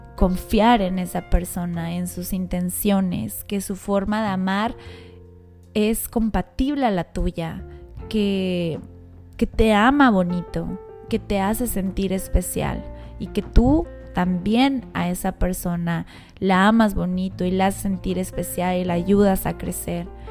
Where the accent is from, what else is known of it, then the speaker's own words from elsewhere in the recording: Mexico City, Mexico; moved away; yo soy de la Ciudad de México, entonces mi familia muy cercana, mi hermano, todos están allá